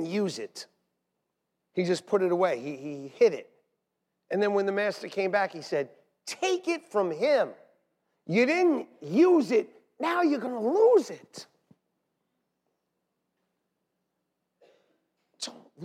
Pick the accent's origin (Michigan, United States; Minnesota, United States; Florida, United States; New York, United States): New York, United States; New York City; We're from Staten Island